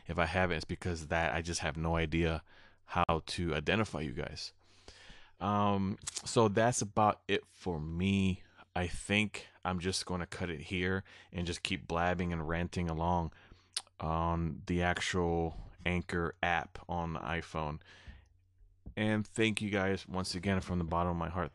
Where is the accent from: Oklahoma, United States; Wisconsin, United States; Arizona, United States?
Wisconsin, United States; Prairie du Sac; here in my hometown in Prairie du Sac